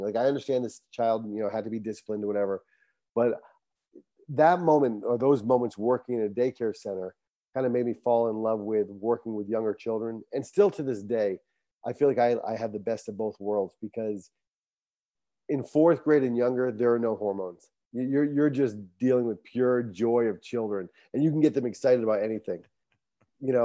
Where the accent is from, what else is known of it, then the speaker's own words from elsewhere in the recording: Barrington, Rhode Island, United States; I was born and raised in Barrington, Rhode Island